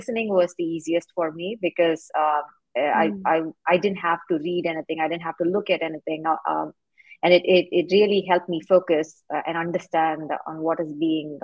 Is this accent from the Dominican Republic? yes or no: no; India; moved away as an adult; now in United States; I'm actually originally from India, and I moved to the U.S. to pursue higher education.